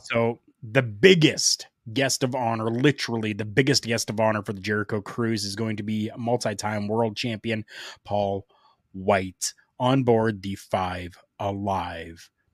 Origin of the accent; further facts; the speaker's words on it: Canada; here in my hometown